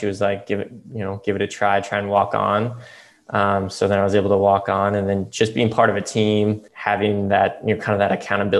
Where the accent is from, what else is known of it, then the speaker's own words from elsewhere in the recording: Texas, United States; moved away as an adult; now in Boston, United States; I grew up in Texas. Yep. Okay. Yep. Grew up in Texas, went to college in Boston.